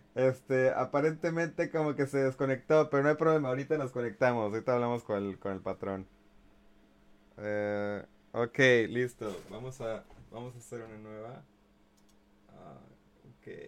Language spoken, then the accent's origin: Spanish; Mexico; todos como mexicanos